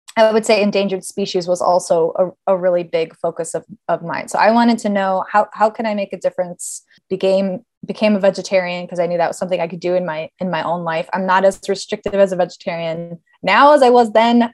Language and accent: English; Los Angeles, California, United States; also born or lived in Davis, California; I born and raised in Los Angeles, uh, in the San Fernando Valley